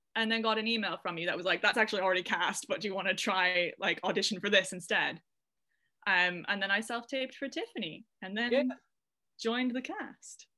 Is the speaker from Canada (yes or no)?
yes; Canada; moved away as an adult; now in United Kingdom; I'm from Canada, so it was in the Gulf Islands in British Columbia.